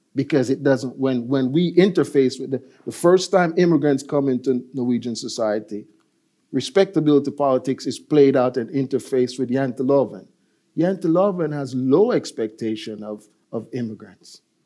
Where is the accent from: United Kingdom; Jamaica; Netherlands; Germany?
Jamaica; also born or lived in United States; now in Norway; I grew up in Jamaica as a kid